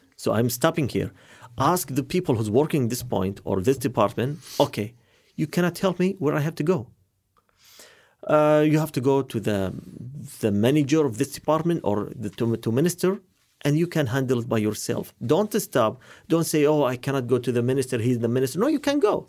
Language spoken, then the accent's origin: English; Qatar; I'm from Qatar.